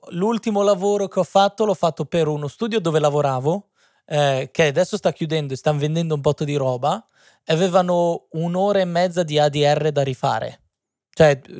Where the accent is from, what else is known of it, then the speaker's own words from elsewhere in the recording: Modena, Emilia-Romagna, Italy; vengo da Modena.